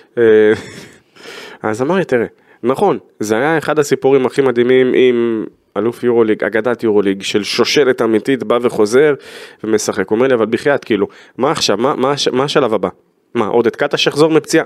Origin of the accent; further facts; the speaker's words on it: Israel; אנחנו כישראלים